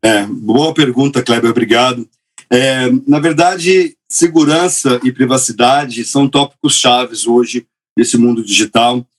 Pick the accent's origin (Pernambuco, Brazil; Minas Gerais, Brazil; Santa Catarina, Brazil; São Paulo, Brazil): Minas Gerais, Brazil; moved away as an adult; also born or lived in Silicon Valley; Eu sou de Minas Gerais, onde eu cresci